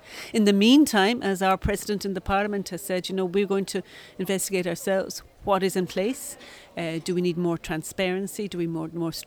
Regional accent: Ireland; As an Irish coming from the Irish representative community

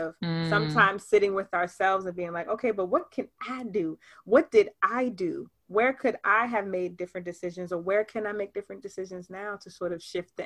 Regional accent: Baltimore, Maryland, United States; also born or lived in Atlanta; Born and raised in Baltimore, Maryland.

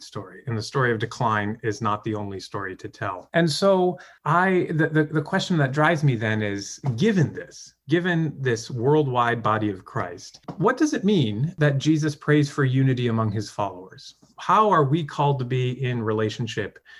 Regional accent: United States; moved away as an adult; also born or lived in Canada; now in Montreal, Canada; raised in the United States in the Episcopal Church.

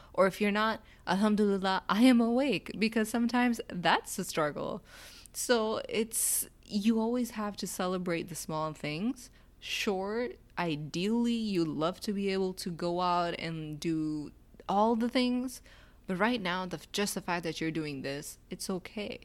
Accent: Pakistan; So, as a Pakistani

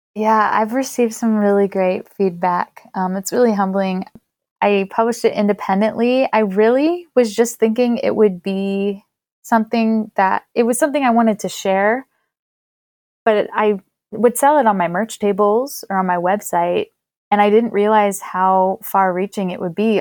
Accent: Pennsylvania, United States; my home state of Pennsylvania

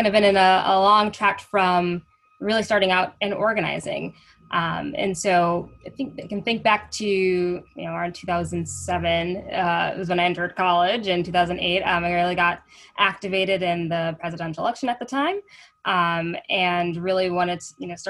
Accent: St. Paul, Minnesota, United States; growing up in Minnesota, as a Black girl in Minnesota, growing up in St. Paul

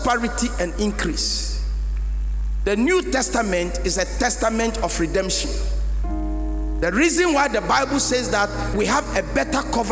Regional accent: Ghana; also born or lived in United States; I'm a Ghanaian and an American as well. I hold double passport

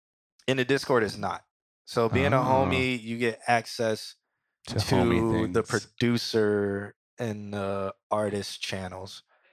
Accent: York, Pennsylvania, United States; I'm from York, Pennsylvania. Oh, okay. 2 hours from Philly.

